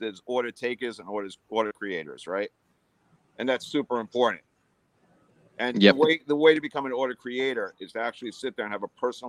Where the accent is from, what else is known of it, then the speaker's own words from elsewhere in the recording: New York, United States; I'm from New York.